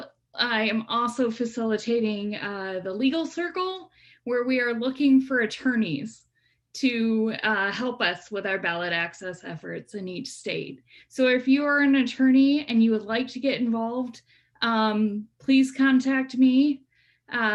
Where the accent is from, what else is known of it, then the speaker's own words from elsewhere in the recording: West Michigan, United States; now in Boston, United States; I grew up on the lake in West Michigan